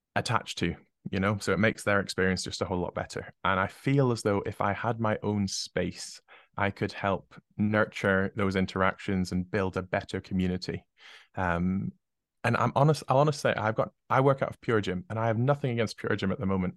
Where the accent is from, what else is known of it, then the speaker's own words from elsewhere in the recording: United Kingdom; being British